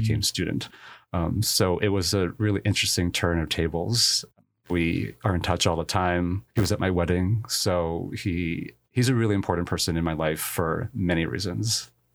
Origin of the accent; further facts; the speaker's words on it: New Jersey, United States; I was born in a small town in New Jersey, about half an hour west of New York City